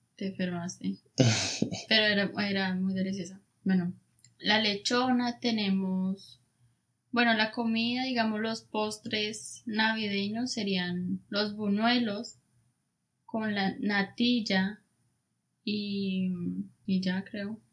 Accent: Colombia; uno normalmente como colombiano

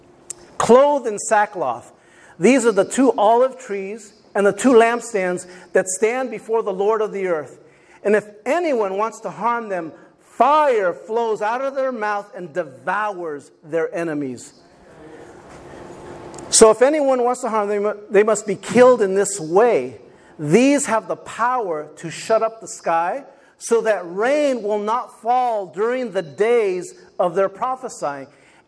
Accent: Rutherford, California, United States; where we grew up in Rutherford, we grew up out in the country

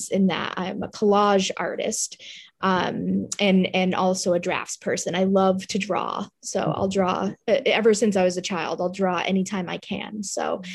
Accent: Massachusetts, United States; I'm from Massachusetts, but I have a studio in Rhode Island, here in New England

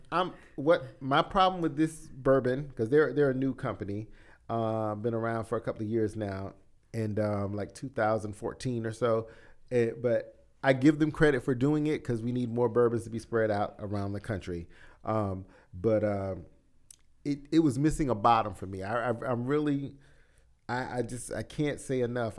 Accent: South Carolina, United States; moved away; I was from South, from the South Carolina area

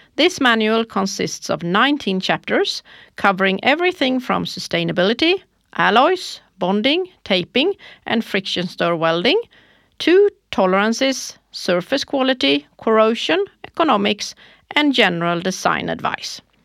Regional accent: Småland, Sweden; I am from Småland

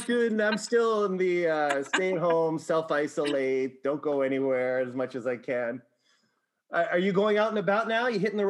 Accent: Winnipeg, Manitoba, Canada; I'm a St. Boniface Hospital baby myself.

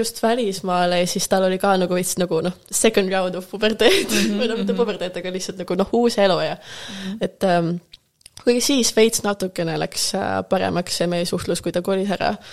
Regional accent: Tallinn, Harju County, Estonia; first language Russian; Estonian is a second language; moved away as an adult; also born or lived in Rotterdam, Netherlands; now in Amsterdam, Netherlands; ma sündisin Tallinnas, me sündisime samas

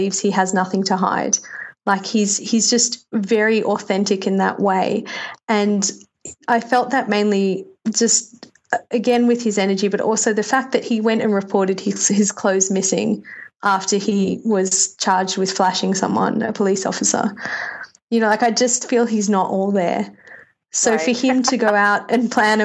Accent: Australia; moved away as an adult; now in New York, United States; I'm completely 100% Australian. Except for the fact that I've lived in America for 5 years. So I'm a New Yorker Australian.

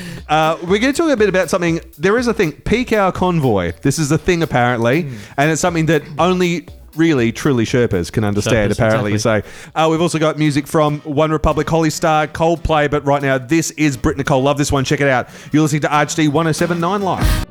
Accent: Adelaide, South Australia, Australia; also born or lived in Marion / Bel Air / Flagstaff Hill; I grew up in Bellevue Heights

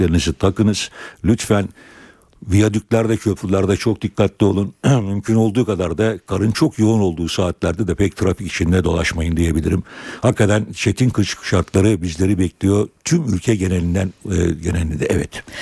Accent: Istanbul, Turkey; Karayel demek bizim için İstanbullular için özellikle kar demek.

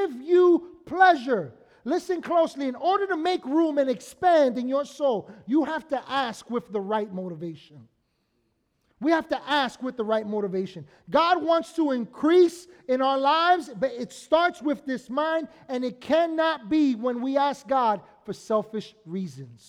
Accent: New York City, New York, United States; Because of where we were on 220th Street and Bronxwood Avenue in the Bronx.

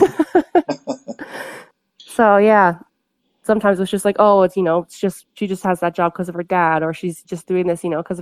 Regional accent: Ontario, Canada; moved away as an adult; now in Kamloops, Canada; I grew up in Ontario.

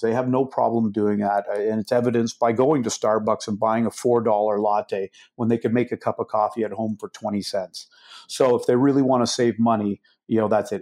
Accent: Canada; I am a Canadian, and I started my business in Canada

